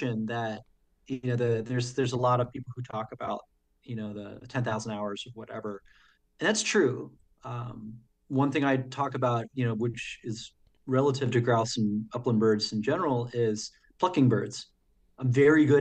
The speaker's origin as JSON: {"language": "English", "region": "New Jersey", "country": "United States", "tie": "born or raised there", "also_born_or_lived": "Sacramento, California", "moved": "yes", "lives_now": "St. Paul, United States", "said": "growing up in the East Coast, the Watchung Mountains were very close to where I grew up"}